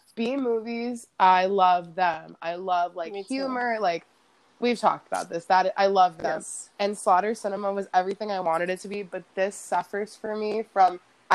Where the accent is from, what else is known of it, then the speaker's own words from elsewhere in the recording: South Florida, United States; I'm a Florida, you know, born and raised girl. I was born down in South Florida, right on the edge of the Everglades, pretty much.